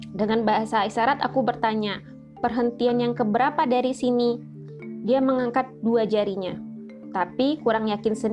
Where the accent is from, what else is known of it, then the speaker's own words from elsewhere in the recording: Jakarta, Indonesia; Dan sebagai orang Jakarta yang terbiasa menelan kemacetan, aku jadi parno sendiri.